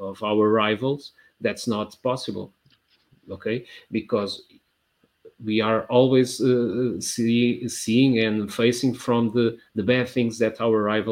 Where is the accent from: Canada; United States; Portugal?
Portugal; Porto, Norte; I grew up in the 80s and Portugal in the 80s